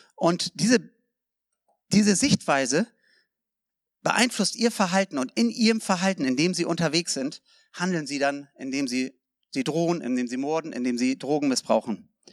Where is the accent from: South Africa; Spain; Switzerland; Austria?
South Africa; also born or lived in Germany; Ich bin ein Deutscher, ich bin Südafrikaner, aber ich bin auch Deutscher.